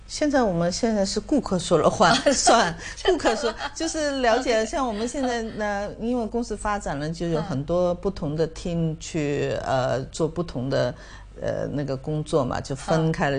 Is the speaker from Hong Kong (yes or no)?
yes; Hong Kong; 我香港人